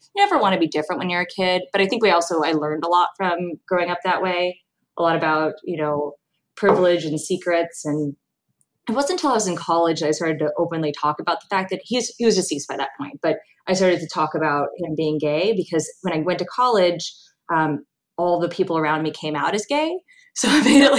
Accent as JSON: {"language": "English", "town": "Los Angeles", "region": "California", "country": "United States", "tie": "born or raised there", "said": "I grew up in Los Angeles"}